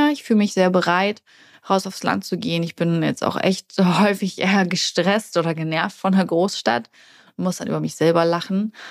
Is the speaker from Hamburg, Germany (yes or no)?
yes; Hamburg, Germany; moved away as an adult; als ich damals aus Hamburg, also als ich damals aus meiner Heimatstadt weggegangen bin